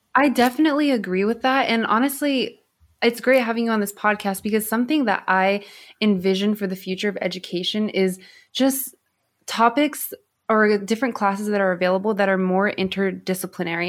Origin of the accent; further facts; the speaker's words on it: Southern California, United States; I grew up in Southern California